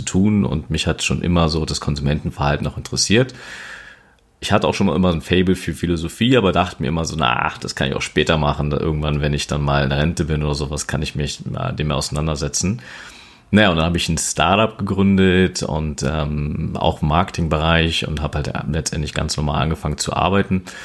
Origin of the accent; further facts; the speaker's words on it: Berlin, Germany; ich bin ein Berliner Junge, born and raised in Berlin Steglitz und ähm, genau schon immer eigentlich letztendlich hier in Berlin auch verwurzelt